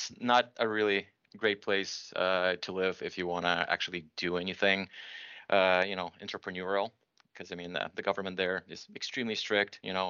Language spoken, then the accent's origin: English; Belarus; now in Toronto, Canada; So I'm originally from Belarus. My parents in the 90s decided that they don't want to live in that country anymore.